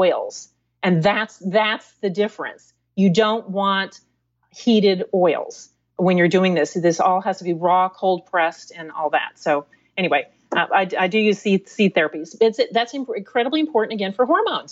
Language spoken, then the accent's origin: English; East Coast, United States; I grew up on the East Coast.